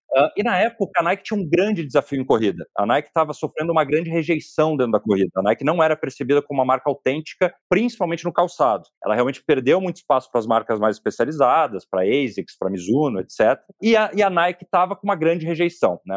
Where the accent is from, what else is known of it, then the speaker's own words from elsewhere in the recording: interior of Rio Grande do Sul, Brazil; moved away as an adult; also born or lived in São Paulo; Eu sou do interior do Rio Grande do Sul